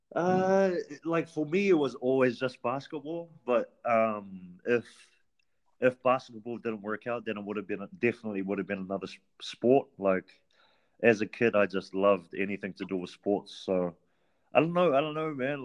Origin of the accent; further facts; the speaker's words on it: Auckland, New Zealand; I'm originally from Auckland. Uh, half my life I was raised in Central Auckland, and then the second half of my childhood I was raised Back where my um, grandparents reside today, uh, which is Mangere